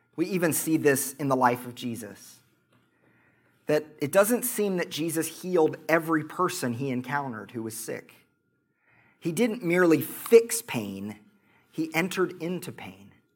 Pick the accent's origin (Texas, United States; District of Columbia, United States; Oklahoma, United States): Oklahoma, United States; accent: Oklahoma; my Oklahoma accent